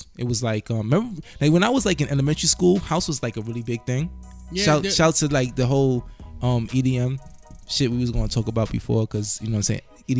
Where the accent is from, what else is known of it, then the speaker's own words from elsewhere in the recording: New York City, New York, United States; moved away as an adult; now in Baltimore, United States; But as a New Yorker, not living in New York anymore, I live in Baltimore now.